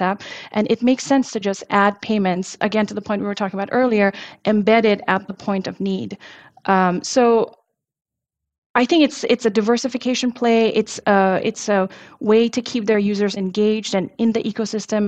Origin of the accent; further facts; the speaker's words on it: India; now in United States; I'm actually from India